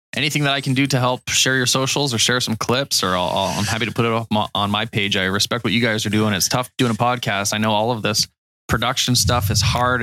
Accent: Canada; being Canadian

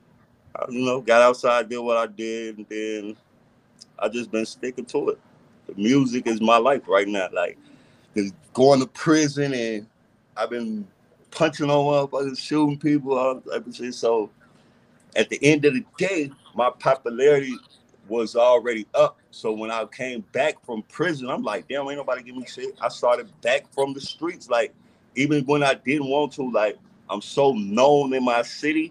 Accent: Minneapolis, Minnesota, United States; I'm from the North Side, Minneapolis, Minnesota

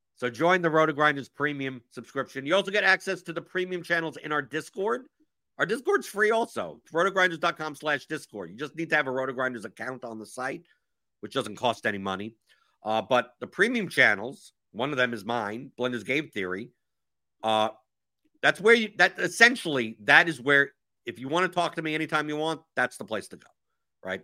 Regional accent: New York, United States; moved away; I'm originally from New York

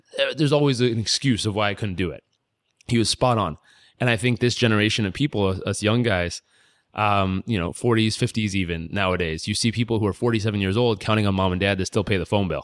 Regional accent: California, United States; moved away as an adult; I was a kid from California

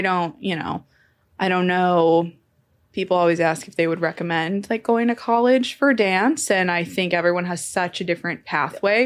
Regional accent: Temecula, California, United States; I'm from Temecula, California

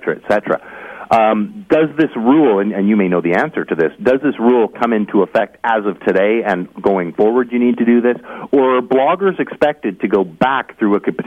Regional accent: Canada; I am a Canadian citizen

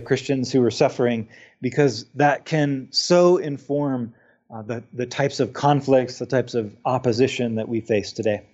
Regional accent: Utah, United States; my home state of Utah

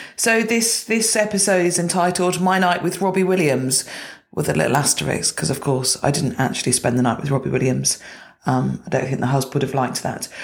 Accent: Gloucestershire, South West England, United Kingdom; I grew up in Gloucestershire

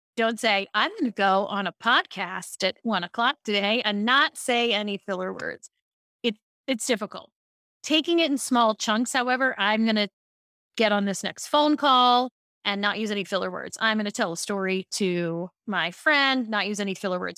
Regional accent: Baltimore, Maryland, United States; I grew up in Baltimore

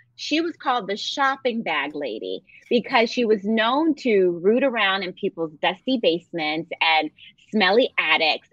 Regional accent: Philadelphia, Pennsylvania, United States; I grew up in Philadelphia

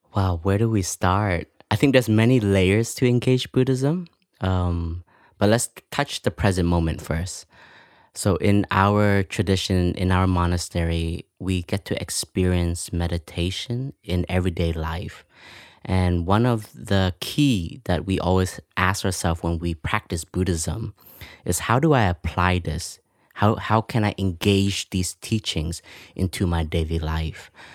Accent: Canada; moved away; I grew up in Canada

